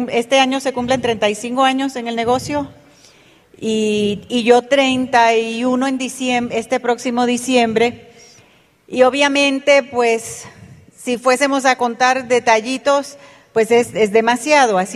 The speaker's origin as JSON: {"language": "Spanish", "country": "Panama", "tie": "born there", "said": "Yo nací en Panamá de padres puertorriqueños. Mi papá era militar y estaba asignado a una base militar en Panamá. Y allí nacimos mi hermano y yo."}